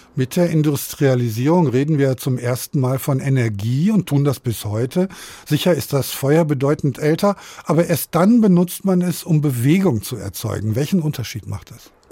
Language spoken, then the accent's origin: German; Essen, North Rhine-Westphalia, Germany; moved away; Ich komme selbst auch aus dem Ruhrgebiet. Als ich in den 90er Jahren aus Essen wegging